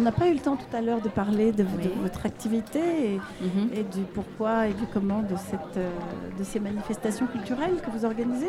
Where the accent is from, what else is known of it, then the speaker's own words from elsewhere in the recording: Egypt; now in France; dans mon pays à moi, quand j'étais enfant en Égypte